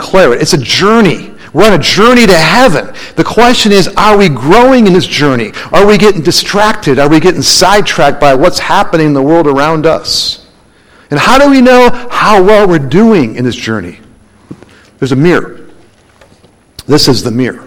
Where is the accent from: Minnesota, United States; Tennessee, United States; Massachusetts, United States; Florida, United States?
Minnesota, United States; now in Arizona, United States; when I was a kid growing up in Minnesota